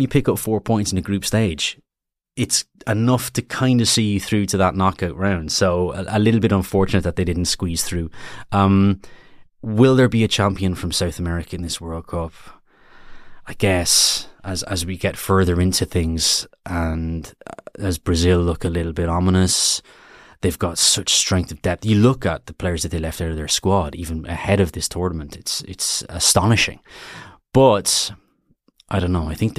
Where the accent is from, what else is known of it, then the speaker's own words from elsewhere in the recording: Ireland; I am Irish, after all.